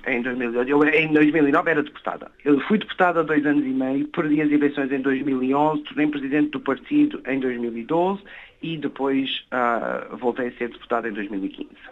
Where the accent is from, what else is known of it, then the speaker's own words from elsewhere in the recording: Brossard, Quebec, Canada; a Escola Portuguesa de Brossard, na, na, comunidade de onde eu venho